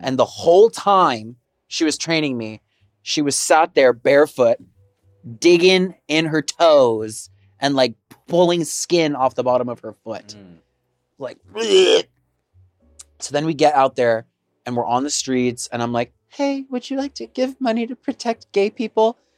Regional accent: Texas, United States; now in Seattle, United States; growing up in Texas

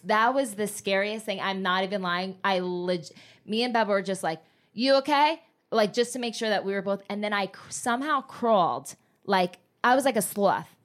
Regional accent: New Jersey, United States; moved away; also born or lived in Miami / Los Angeles; I grew up in Jersey

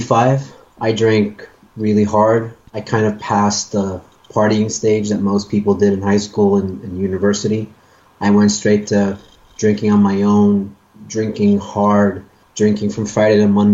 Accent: Stockholm, Stockholm County, Sweden; I'm from Stockholm, Sweden.

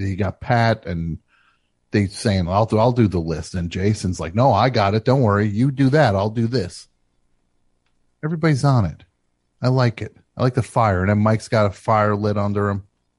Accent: Canada; I'm more Canadian than you are, Simon.

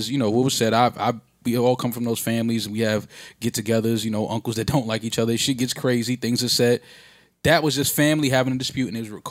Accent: New York City, New York, United States; as a New Yorker

